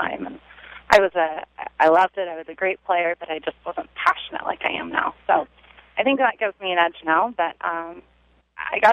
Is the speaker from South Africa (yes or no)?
no; Sacramento, California, United States; I'm from Sacramento, California.